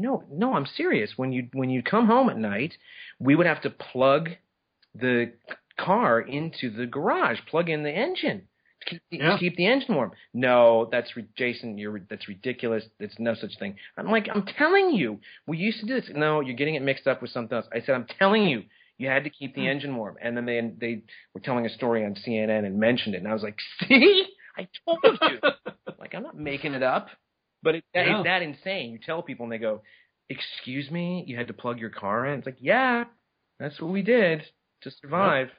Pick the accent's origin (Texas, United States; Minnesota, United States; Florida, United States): Minnesota, United States; Minneapolis; moved away; I'm actually from Minneapolis